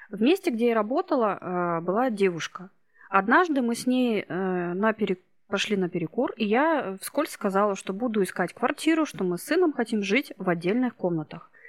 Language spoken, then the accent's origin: Russian; Irkutsk, Irkutsk Oblast, Russia; moved away as an adult; now in Novosibirsk, Russia; Я сама из Иркутска. Но несколько лет назад, лет восемь, мы с сыном приехали в Новосибирск.